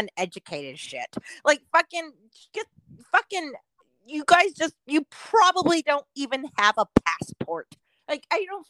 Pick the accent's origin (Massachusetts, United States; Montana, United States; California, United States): California, United States; Southern; now in Oregon, United States; I was born in Southern California and living in Oregon now.